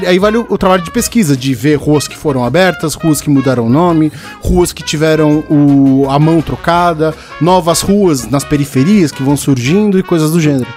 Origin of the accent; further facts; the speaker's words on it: São Paulo, Brazil; eu morei a vida toda no Tucuruvi